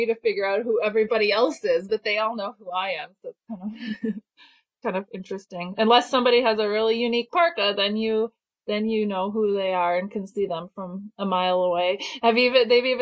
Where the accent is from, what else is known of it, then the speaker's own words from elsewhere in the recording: Wisconsin, United States; moved away; I grew up in Wisconsin and my parents were mushers